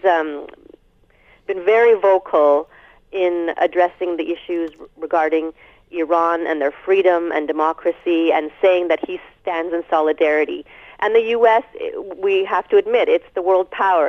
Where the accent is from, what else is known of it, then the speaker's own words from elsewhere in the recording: Canada; as a Canadian